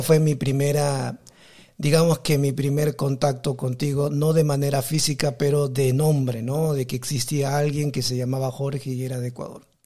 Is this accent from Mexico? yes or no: no; Peru; also born or lived in South Korea; now in Taiwan; yo soy de Perú, vivo en Taiwán